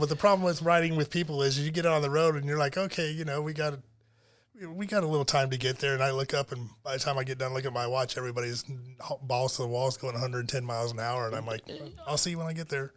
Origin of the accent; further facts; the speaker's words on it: Detroit, Michigan, United States; moved away as an adult; also born or lived in Monroe, Michigan / Rochester, Michigan / Troy, Michigan / Auburn Hills, Michigan; now in Florida, United States; when I grew up in Detroit